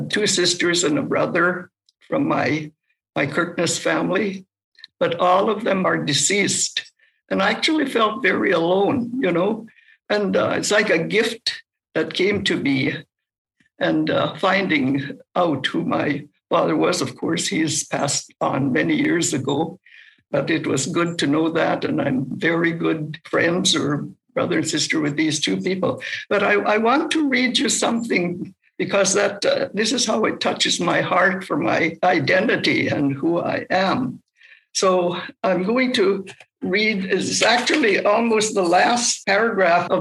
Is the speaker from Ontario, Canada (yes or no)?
no; Fisher River, Manitoba, Canada; moved away; also born or lived in Ottawa; I'm from the Fisher River Cree Nation in the Interlake area of Manitoba. Fisher River is a small community. I suppose now it's about 1,000 people. But I grew up there